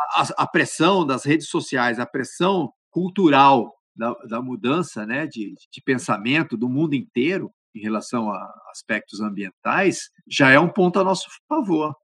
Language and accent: Portuguese; Campinas, São Paulo, Brazil; now in Manaus, Brazil; Eu cresci eh, em Campinas